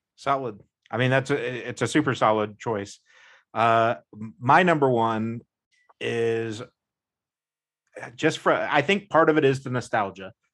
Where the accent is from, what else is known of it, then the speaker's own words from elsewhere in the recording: United States; being an American